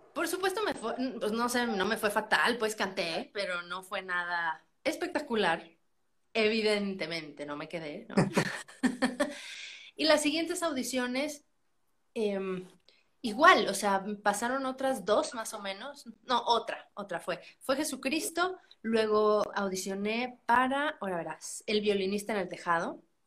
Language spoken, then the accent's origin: Spanish; San Luis Potosí, Mexico; yo soy de San Luis Potosí